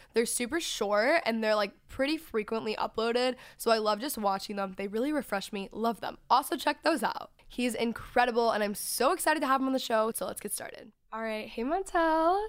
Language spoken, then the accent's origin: English; Texas, United States; moved away; grew up in Texas